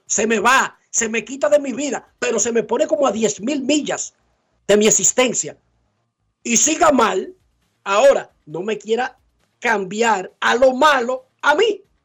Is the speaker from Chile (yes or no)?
no; Dominican Republic